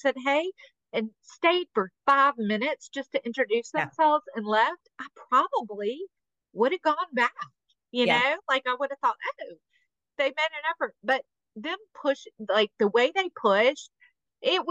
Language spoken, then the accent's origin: English; Mobile, Alabama, United States; I'm from Mobile.